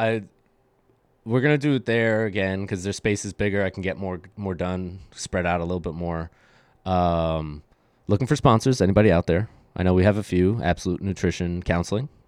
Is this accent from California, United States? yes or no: no; New York City, New York, United States; now in New Jersey, United States; I'm, I'm, like, so happy to live out in Jersey now 'cause I'm, I'm from Brooklyn